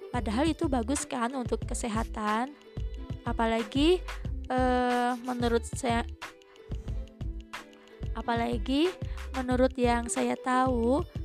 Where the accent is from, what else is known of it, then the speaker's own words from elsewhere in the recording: West Java, Indonesia; accent: Sundanese; Oh ya maaf ya karena saya emang dari Sunda jadi suka ada imbuhan-imbuhan khas Sunda gitu